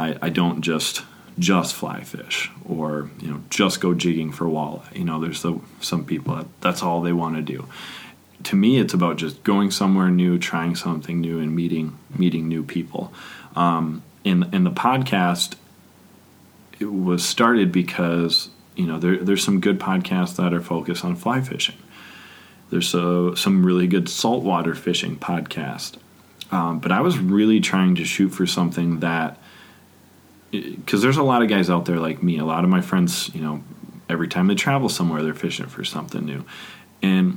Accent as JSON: {"language": "English", "region": "Michigan", "country": "United States", "tie": "born or raised there", "also_born_or_lived": "St. Ignace, Michigan / Coldwater, Michigan", "said": "I lived there until I think I was 7. And then my dad took a new job down in Coldwater, Michigan"}